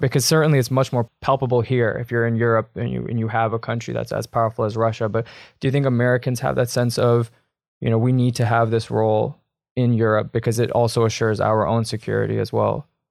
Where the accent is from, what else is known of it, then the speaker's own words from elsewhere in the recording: Canada; I'm a Canadian as well